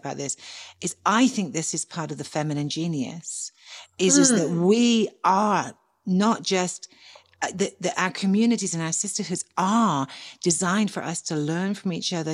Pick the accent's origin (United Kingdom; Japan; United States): United Kingdom; England; accent: English